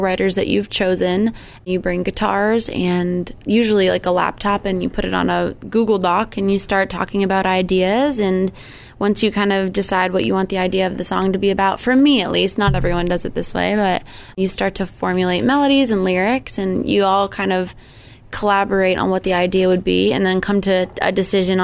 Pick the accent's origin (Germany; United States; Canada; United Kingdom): United States; Sandwich, Massachusetts; moved away as an adult; now in Nashville, United States; I have been living in Nashville for the past 5 years, but I grew up in Sandwich, so I'm from Cape Cod.